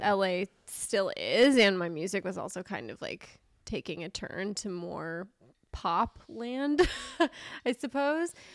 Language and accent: English; Manhattan Beach, California, United States; moved away as an adult; also born or lived in Nashville, Tennessee; I grew up in, like, a very safe beach town area, but the public schools are awesome